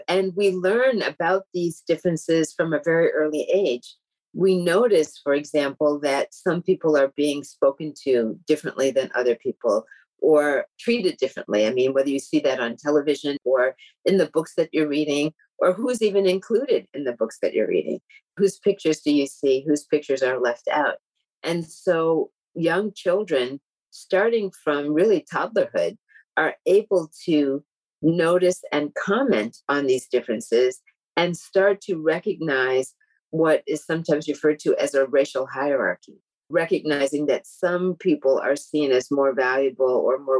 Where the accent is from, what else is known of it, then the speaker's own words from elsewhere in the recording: Tallahassee, Florida, United States; born there; I was born in Tallahassee, Florida, at a time when the South was still very much ruled by a system of segregation, Jim Crow segregation, as we called it.